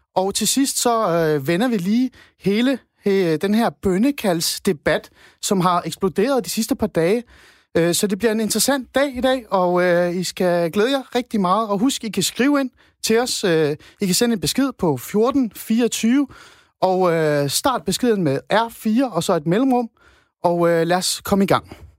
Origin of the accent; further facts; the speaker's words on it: Iran; now in Denmark; jeg kommer oprindeligt fra Iran, som en, et brun dansker